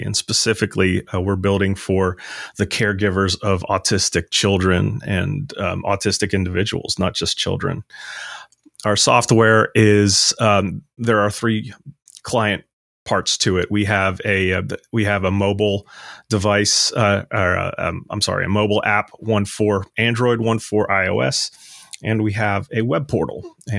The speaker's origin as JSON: {"language": "English", "town": "Louisville", "region": "Kentucky", "country": "United States", "said": "I am from Louisville, Kentucky. And after graduating from the University of Kentucky in Lexington, I actually started out with a Y2K consulting company."}